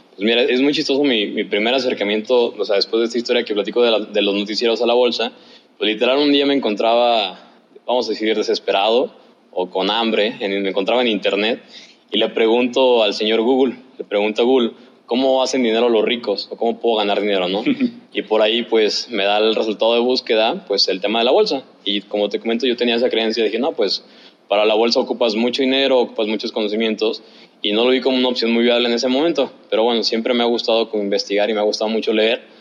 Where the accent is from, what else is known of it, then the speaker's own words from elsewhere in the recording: Guadalajara, Jalisco, Mexico; de donde soy, de Guadalajara